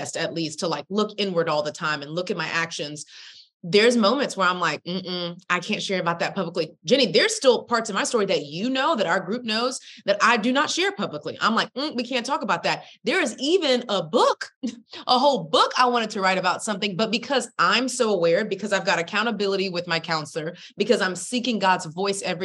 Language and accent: English; Texas, United States; I'm from Texas